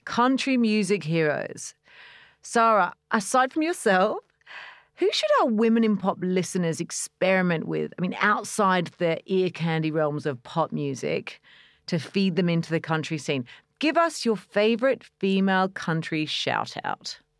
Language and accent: English; Australia; being Australian